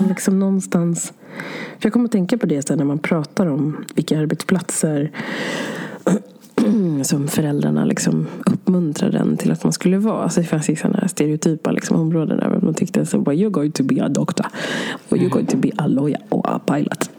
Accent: Sweden; så flyttade mina föräldrar hit till Sverige och så föddes jag här

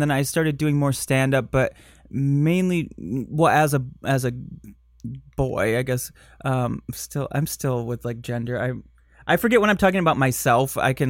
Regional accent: Michigan, United States; accent: Michigan; I grew up in Michigan

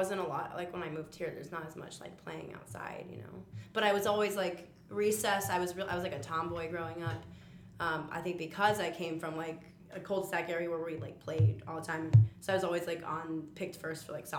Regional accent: Chicago, Illinois, United States; also born or lived in Richmond, Virginia; I like to say from Chicago. I mean, I wasn't born here, but I was raised here.

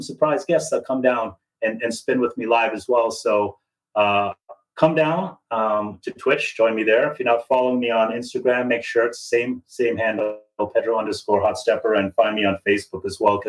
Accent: Toronto, Ontario, Canada; this naive guy from Toronto

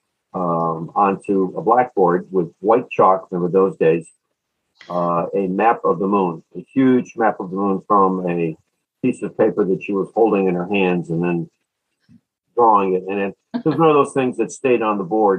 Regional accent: Cleveland, Ohio, United States; I am from Cleveland, Ohio

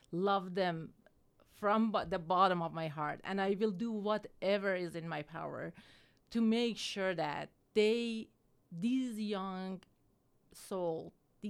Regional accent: Iran; moved away as an adult; also born or lived in California, United States; now in Utah, United States; I have born and raised in Iran

